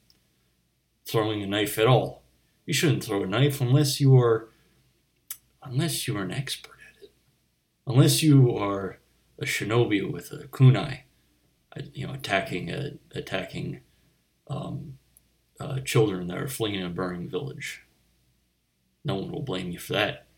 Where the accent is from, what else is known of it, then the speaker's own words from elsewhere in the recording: Delaware County, Pennsylvania, United States; I grew up in Delaware County, Pennsylvania.